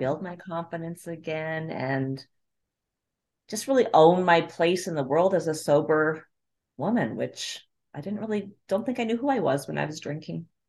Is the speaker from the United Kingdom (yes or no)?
no; Calgary, Alberta, Canada; moved away as an adult; now in New York, United States; I'm originally from Calgary, Canada.